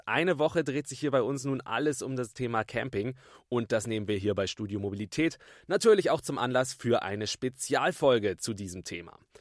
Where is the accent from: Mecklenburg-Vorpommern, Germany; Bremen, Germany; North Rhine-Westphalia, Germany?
Bremen, Germany; ich komme aus Bremen direkt